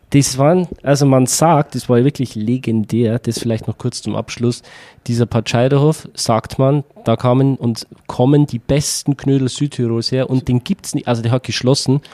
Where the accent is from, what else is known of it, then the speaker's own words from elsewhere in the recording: Upper Palatinate, Bavaria, Germany; da wo ich herkomme, aus, aus, aus der Oberpfalz in Bayern